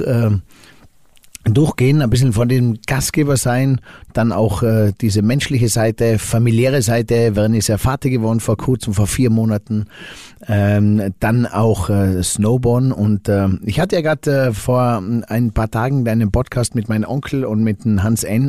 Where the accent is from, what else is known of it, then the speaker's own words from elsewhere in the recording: Finkenberg, Tyrol, Austria; ich komme aus der Stockfamilie in Finkenberg